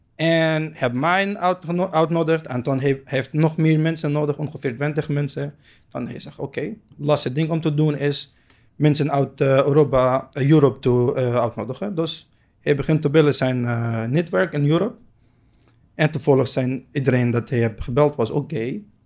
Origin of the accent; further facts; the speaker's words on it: Palestine; Dutch is a second language; moved away as an adult; now in Netherlands; Ik kom uit Palestina. Ik kom uit een kleine stad.